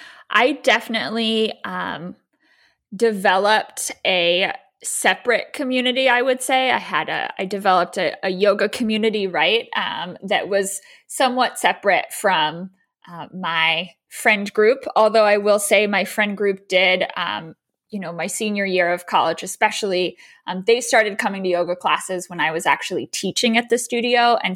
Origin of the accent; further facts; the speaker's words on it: Baltimore, Maryland, United States; also born or lived in Chicago; So I am originally from Baltimore, Maryland. So born and raised here, went to undergrad in Maine.